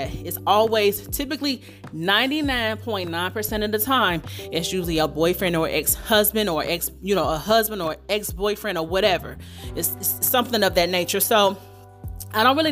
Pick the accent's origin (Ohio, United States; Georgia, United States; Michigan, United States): Ohio, United States; Dayton; coming out of my hometown, Dayton, Ohio